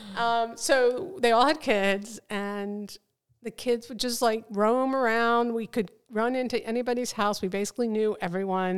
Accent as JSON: {"language": "English", "town": "Lawrence Township", "region": "New Jersey", "country": "United States", "tie": "born or raised there", "also_born_or_lived": "Trenton", "said": "I was born in Trenton and, uh, moved to Lawrence Township as a young child"}